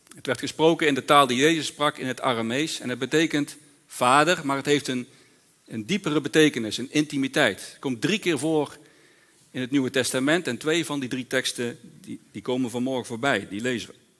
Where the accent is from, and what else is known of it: Netherlands